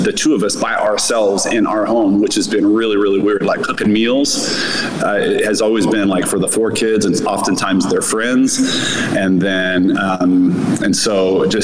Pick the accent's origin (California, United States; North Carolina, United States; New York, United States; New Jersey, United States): California, United States; Southern; moved away as an adult; also born or lived in Northern Indiana; now in Miami, United States; I was born and raised in Southern California